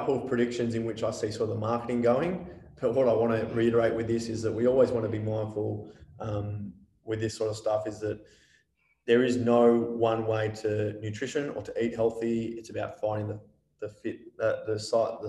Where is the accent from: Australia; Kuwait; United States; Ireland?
Australia; we're an Australian population